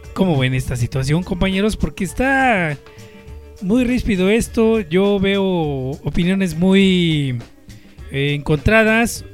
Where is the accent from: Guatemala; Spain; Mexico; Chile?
Mexico; uno como mexicano